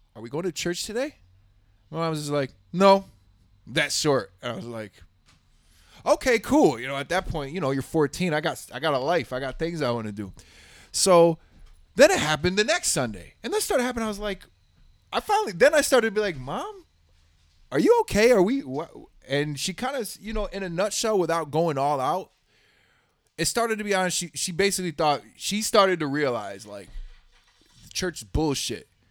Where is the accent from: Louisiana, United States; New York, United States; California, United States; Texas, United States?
Texas, United States; Houston; I grew up in Southwest Houston